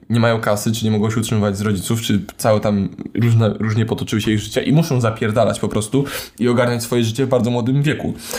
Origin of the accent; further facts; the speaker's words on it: Warsaw, Masovian Voivodeship, Poland; Urodzony w Warszawie, przez większość życia mieszkany w Warszawie